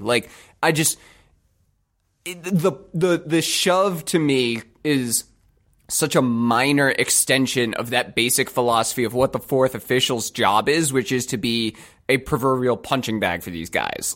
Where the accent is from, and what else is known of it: United States